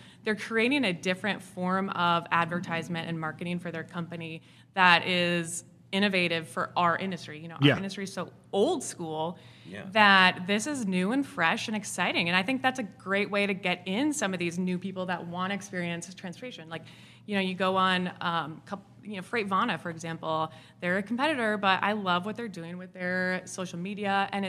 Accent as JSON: {"language": "English", "region": "Wisconsin", "country": "United States", "accent": "Wisconsin", "lives_now": "Nashville, United States", "said": "I'm originally from Wisconsin, so."}